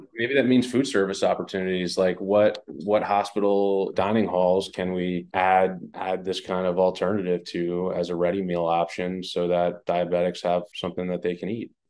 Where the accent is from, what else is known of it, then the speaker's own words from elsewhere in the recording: West Long Branch, New Jersey, United States; I grew up in Jersey